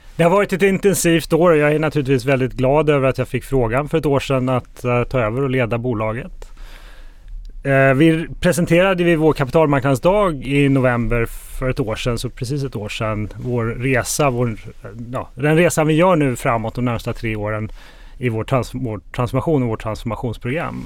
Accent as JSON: {"language": "Swedish", "country": "Sweden", "tie": "born or raised there", "moved": "as an adult", "lives_now": "Spain", "said": "Jag är uppvuxen i Sverige men bor sedan eh, ett antal år utomlands och eh, jag bor i Spanien med min familj"}